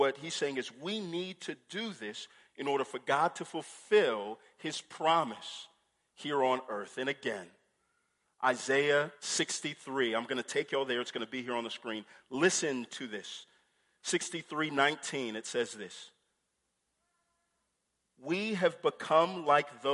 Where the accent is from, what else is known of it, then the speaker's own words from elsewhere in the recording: Houston, Texas, United States; I grew up in Houston, and we have a beach, Galveston